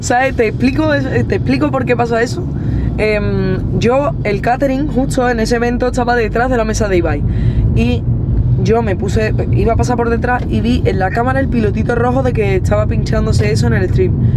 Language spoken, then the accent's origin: Spanish; Seville, Andalusia, Spain; also born or lived in Sitges, Spain; mi Sevilla y de mi gente, mis amigos